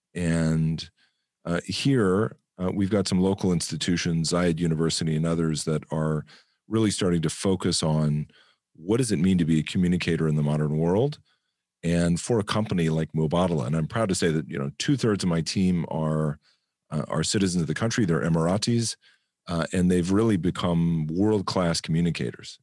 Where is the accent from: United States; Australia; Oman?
United States; moved away as an adult; I'm an American